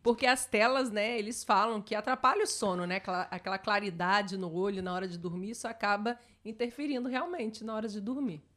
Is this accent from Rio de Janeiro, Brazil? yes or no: yes; Barra Mansa, Rio de Janeiro, Brazil; a minha cidade, onde eu nasci, aparece um pouquinho Barra Mansa